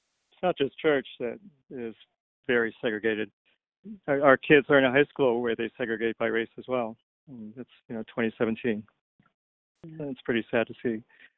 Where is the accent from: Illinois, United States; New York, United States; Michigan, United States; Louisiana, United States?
Michigan, United States; Detroit; now in California, United States; so I grew up in Detroit, had that experience when I came out here.